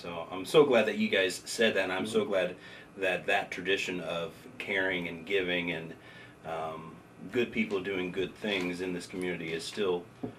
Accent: Bloomington, Indiana, United States; now in Salem, United States; so I'm actually a transplant, so I'm from Bloomington mm-hmm. originally, mm-hmm. both me and Ellen, and I consider, I know, I moved to the big city of Salem, but this is my home

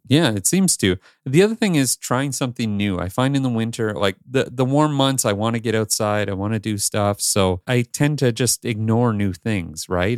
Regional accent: Northern Ontario, Canada; moved away as an adult; also born or lived in Toronto area, Canada / Los Angeles, United States / New York, United States; now in Greater Toronto Area, Canada; I grew up with you in Northern Ontario, and then I decided I'm moving to the Toronto area

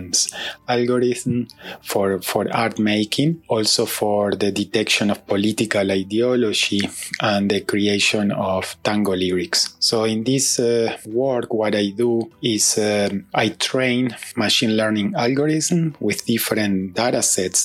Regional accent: Uruguay; moved away as an adult; now in New Jersey, United States; I am originally from Uruguay, although I have been living in New Jersey, United States, since 2006.

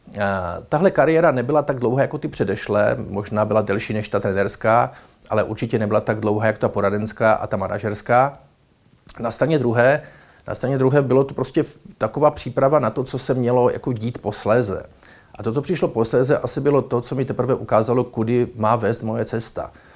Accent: Ostrava region, Moravian-Silesian Region, Czechia; jsem z Ostravska

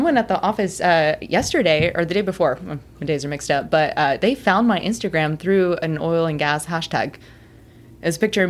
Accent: Magnolia, Texas, United States; also born or lived in Houston, Texas; So I'm from Magnolia, Texas. That's where I was raised, born in Houston. So my whole family's in Houston.

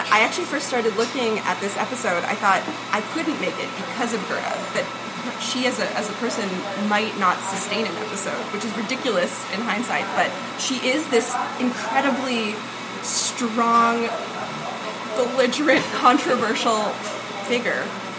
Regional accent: Switzerland; I'm from Switzerland. We're civilized.

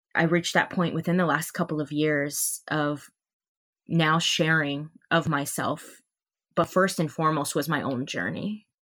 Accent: Hawaii, United States; moved away as an adult; I'm from Hawaii, and I grew up on that island my entire life

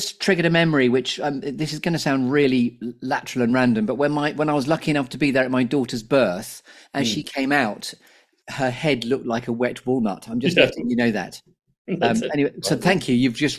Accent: Uganda; moved away; I grew up in Uganda

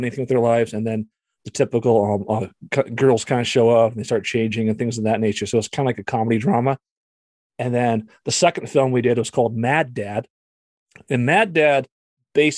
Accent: Montana, United States; moved away as an adult; also born or lived in Alaska; I'm originally from Montana

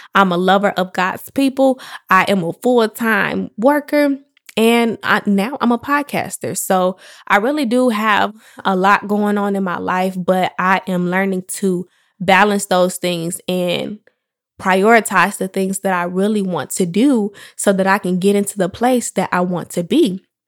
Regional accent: Chicago, Illinois, United States; I am from Chicago, the West Side to be exact. Um, I grew up on the south suburbs of Chicago

